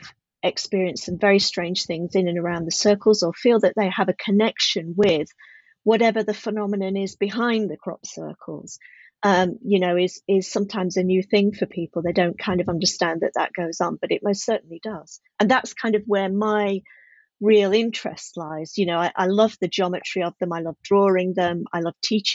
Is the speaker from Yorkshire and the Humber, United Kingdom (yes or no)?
yes; just outside of Sheffield, Yorkshire and the Humber, United Kingdom; also born or lived in Midlands / Leicestershire; now in South of England, United Kingdom; I grew up just outside of Sheffield